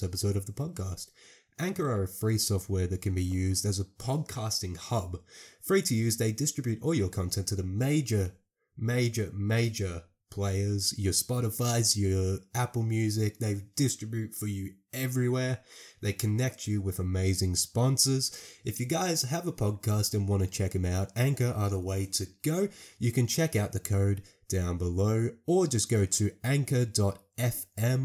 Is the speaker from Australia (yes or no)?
yes; Australia; I'm an Australian YouTuber